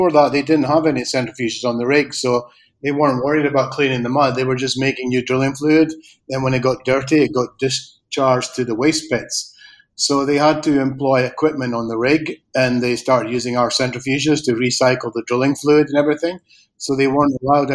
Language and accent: English; Aberdeen, Scotland, United Kingdom; moved away as an adult; also born or lived in Argentina / Spain; I'm from Aberdeen originally